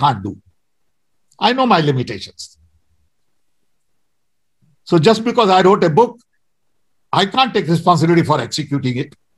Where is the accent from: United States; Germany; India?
India; I'm Indian, and I think like Indian